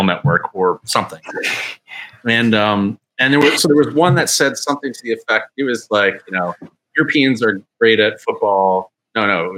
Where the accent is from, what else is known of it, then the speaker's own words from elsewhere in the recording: Canada; I'm Canadian